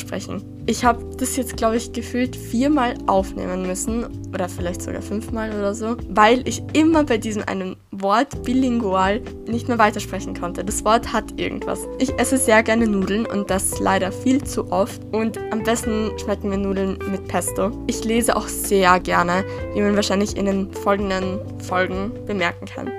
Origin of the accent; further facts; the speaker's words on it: Austria; Ich komme aus Österreich und ich bin bilingual aufgewachsen